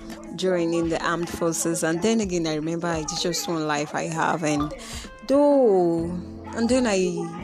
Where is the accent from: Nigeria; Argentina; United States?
Nigeria; I remember that I am a Nigerian